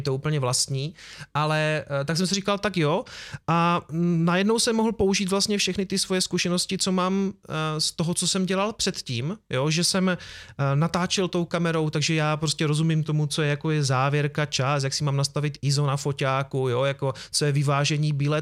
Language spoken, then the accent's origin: Czech; Prostějov, Olomouc Region, Czechia; já jsem z Prostějova